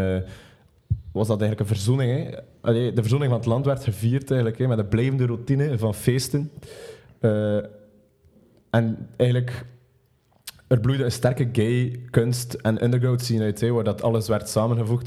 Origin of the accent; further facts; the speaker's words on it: Belgium; als Belg.